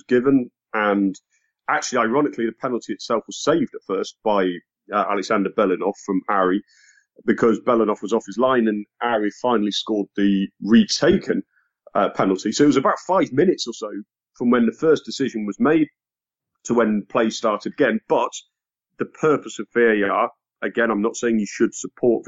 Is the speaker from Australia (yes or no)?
no; England, United Kingdom; I'm English